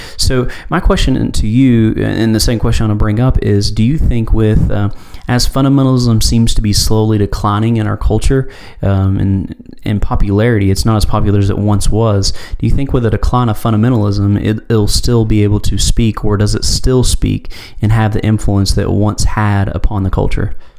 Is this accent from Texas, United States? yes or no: no; Knoxville, Tennessee, United States; my hometown, I'm in Knoxville, Tennessee.